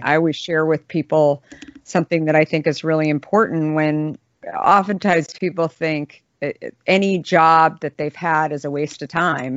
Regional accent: Scottsdale, Arizona, United States; I grew up in Scottsdale

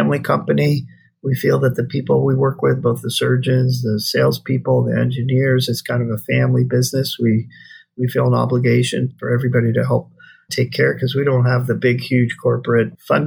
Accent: East Coast, United States; moved away as an adult; now in Hawaii, United States; I grew up on the East Coast, but I've been out here for 40 years

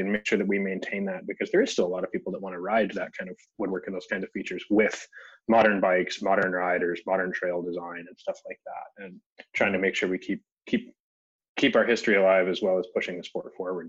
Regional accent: Jackson, Wyoming, United States; moved away as an adult; now in North Vancouver, Canada; Yeah, so I'm originally from Jackson Hole, Wyoming. I moved up here in 2004 to go to school. So I went to Simon Fraser University.

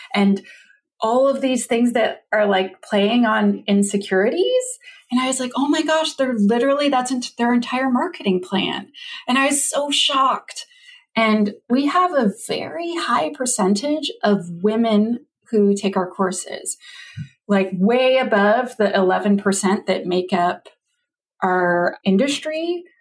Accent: Canada; I'm a Canadian

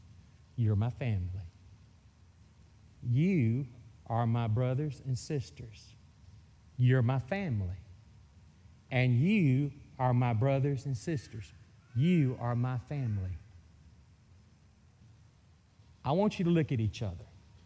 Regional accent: Mississippi, United States; accent: Mississippi; I'm from Mississippi. You're going to get so used to this Mississippi accent that you're going to say, man, that is a hillbilly from Mississippi.

